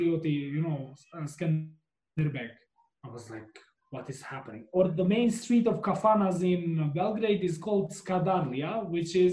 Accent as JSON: {"language": "English", "country": "Kosovo", "said": "I'm from Kosovo and I'm there"}